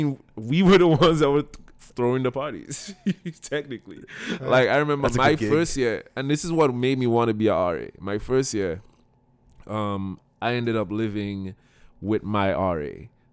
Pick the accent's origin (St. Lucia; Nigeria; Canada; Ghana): St. Lucia; all right, I come in from St. Lucia, right?